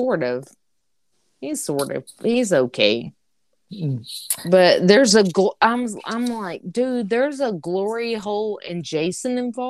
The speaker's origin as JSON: {"language": "English", "town": "Antioch", "country": "United States", "said": "I'm from Antioch."}